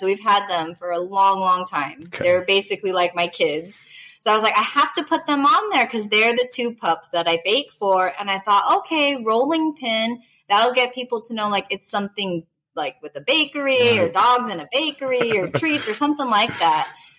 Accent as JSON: {"language": "English", "region": "Southern California", "country": "United States", "moved": "as an adult", "lives_now": "Las Vegas, United States", "said": "Originally from Southern California."}